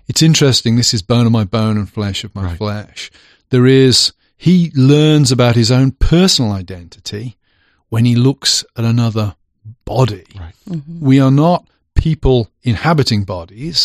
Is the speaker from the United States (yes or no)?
no; England, United Kingdom; moved away; now I'm English.